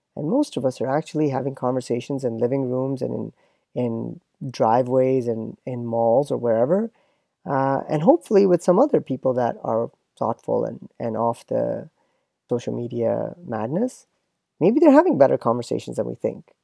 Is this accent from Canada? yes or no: yes; Canada; now in United States; me as a Canadian and as a pseudo American